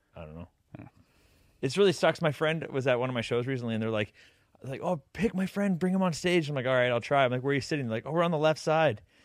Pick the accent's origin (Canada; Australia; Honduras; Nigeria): Canada; We're from Canada.